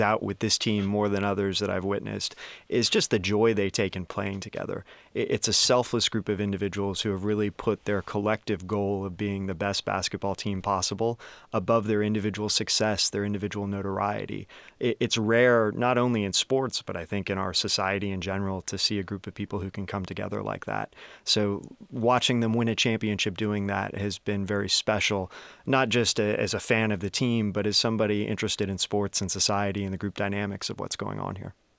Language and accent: English; Bay Area, California, United States; I grew up in the Bay Area